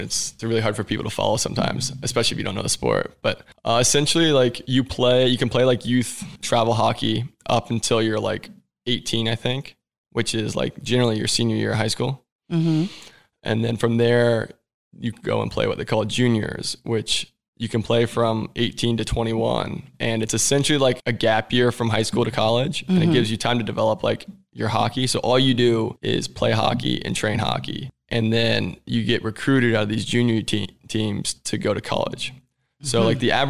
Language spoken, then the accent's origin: English; Columbus, Ohio, United States; born there; Well, I knew I was an Ohio State fan because I was born in Columbus.